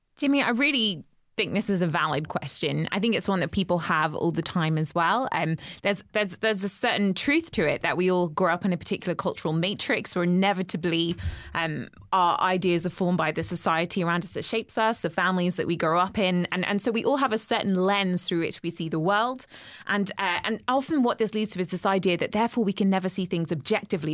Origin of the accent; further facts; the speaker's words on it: England, United Kingdom; moved away as an adult; now in Georgia, United States; growing up in England